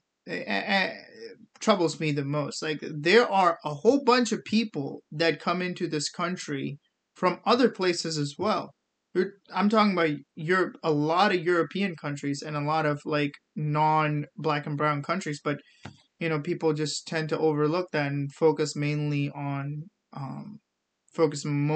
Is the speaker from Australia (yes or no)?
no; India; now in United States; I'm from India